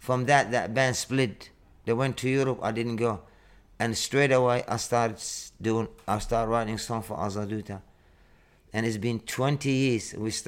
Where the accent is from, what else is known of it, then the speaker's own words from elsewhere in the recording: Northern Territory, Australia; moved away; After we come from Arnhem Land, so I went to start living in the city and start playing like percussion.